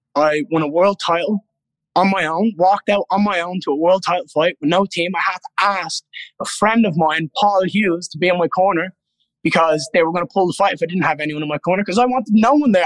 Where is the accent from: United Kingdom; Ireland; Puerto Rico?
Ireland; being Irish